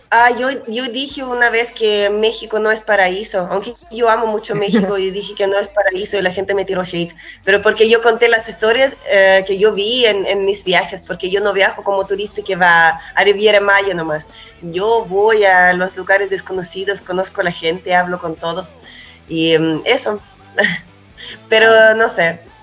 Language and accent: Spanish; Chile; also born or lived in Russia; yo como músico en la realidad crecí más en Chile que en cualquier otro lado, por eso yo igual me considero un músico chileno con el toque de ruso.